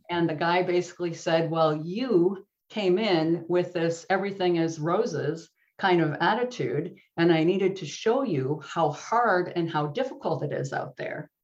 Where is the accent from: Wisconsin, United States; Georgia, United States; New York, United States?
Wisconsin, United States; accent: Midwest; also born or lived in Virginia / California; now in Silicon Valley, United States; I am originally from Wisconsin